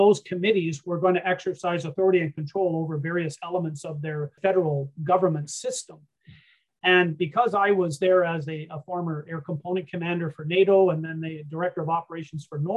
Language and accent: English; Canada; also born or lived in Germany; being a Canadian over in Europe during those days